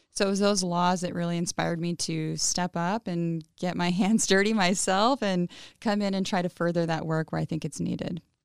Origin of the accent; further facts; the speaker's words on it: Pasco, Washington, United States; English is a second language; I grew up in Pasco, Washington